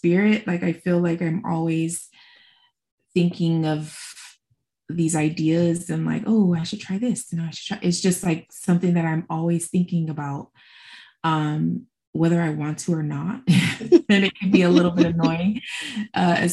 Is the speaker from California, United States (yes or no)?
yes; Los Angeles, California, United States; where are you from? I always say, well, LA County.